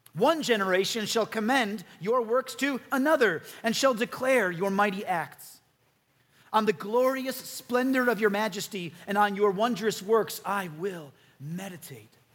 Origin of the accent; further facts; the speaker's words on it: Chicago, Illinois, United States; now in Utah, United States; I come from Chicago